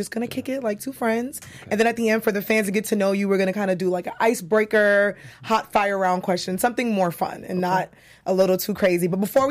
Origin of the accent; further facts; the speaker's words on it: Brooklyn, New York, United States; Of course I'm biased because I'm from Brooklyn.